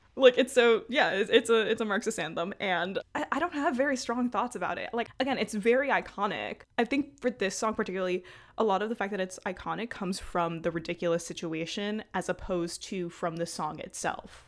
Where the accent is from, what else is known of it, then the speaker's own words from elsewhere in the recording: New York City, New York, United States; I'm from Brooklyn